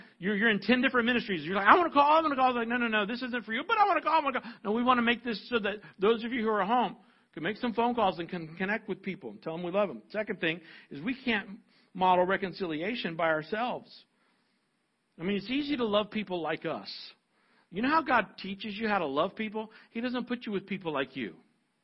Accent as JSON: {"language": "English", "country": "United States", "said": "I'm a white, older American male"}